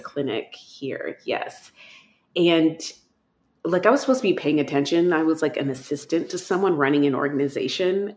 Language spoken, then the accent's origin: English; Texas, United States; moved away; I grew up in Texas